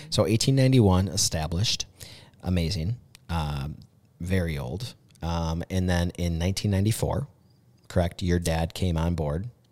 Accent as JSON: {"language": "English", "town": "Mankato", "region": "Minnesota", "country": "United States", "tie": "born or raised there", "said": "I grew up on Van Brunt"}